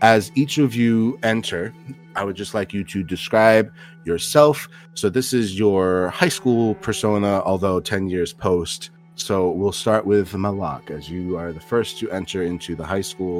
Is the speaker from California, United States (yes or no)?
no; Newark, New Jersey, United States; my hometown of Newark, New Jersey